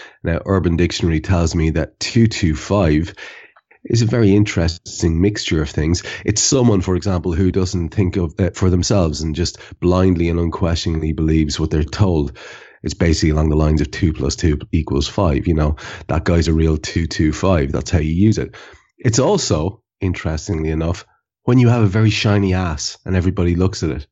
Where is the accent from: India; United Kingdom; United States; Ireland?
Ireland; as an Irishman